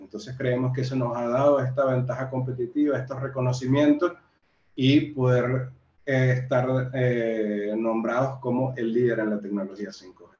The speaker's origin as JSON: {"language": "Spanish", "country": "Venezuela", "also_born_or_lived": "Brazil / Central America / Mexico", "moved": "as an adult", "lives_now": "Peru", "said": "Estuve en Venezuela, que es de donde soy"}